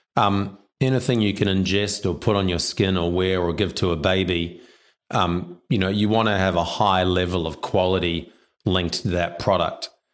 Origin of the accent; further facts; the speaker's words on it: New Zealand; also born or lived in China; now in Australia; I'm a Kiwi.